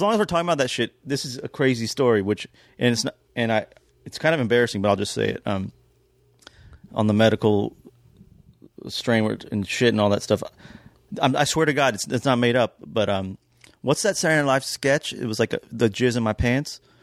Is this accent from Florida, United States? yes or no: no; Kentucky, United States; moved away; also born or lived in Georgia / New York; growing up in Kentucky